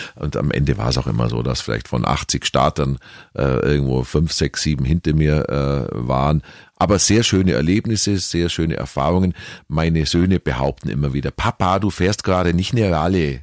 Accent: Kempten, Bavaria, Germany; born or raised there; accent: Allgäuerisch

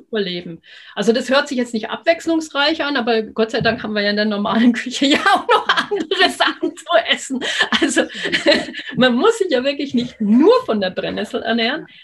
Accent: Upper Palatinate, Bavaria, Germany; bei uns in der Oberpfalz

